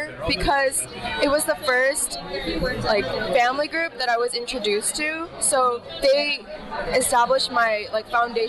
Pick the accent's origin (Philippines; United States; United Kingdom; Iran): United States; Los Angeles, California; now in Philadelphia, United States; I'm from Los Angeles, California.